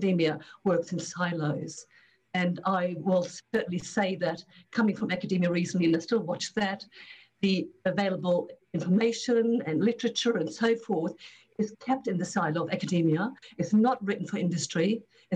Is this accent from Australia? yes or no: yes; Australia; also born or lived in Germany; I'm obviously originally from Australia with UQ, University of Queensland.